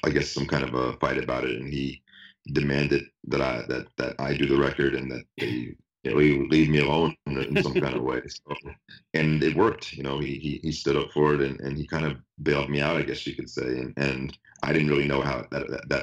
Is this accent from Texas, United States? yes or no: no; Atlanta, Georgia, United States; moved away; I'm from Atlanta